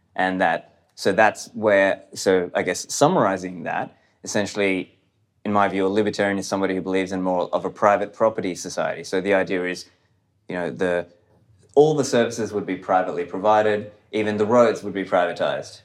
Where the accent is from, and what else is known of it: Australia; born or raised there; also born or lived in Sri Lanka